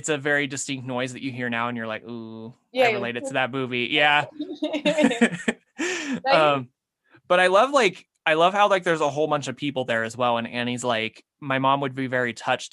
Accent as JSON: {"language": "English", "region": "Utah", "country": "United States", "tie": "born or raised there", "said": "my home state of Utah"}